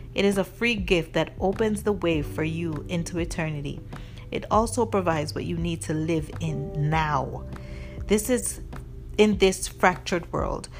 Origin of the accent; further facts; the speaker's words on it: Jamaica; when I was growing up in Jamaica